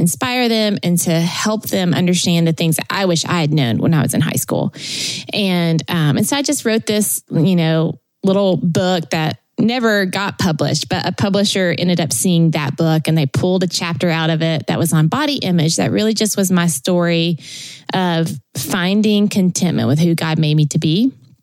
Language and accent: English; Tennessee, United States; moved away as an adult; also born or lived in California; I was born in Tennessee